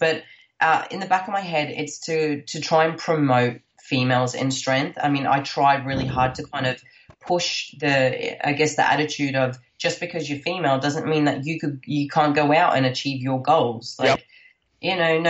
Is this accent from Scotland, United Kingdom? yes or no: yes; Scotland, United Kingdom; now in Australia; I am from Scotland.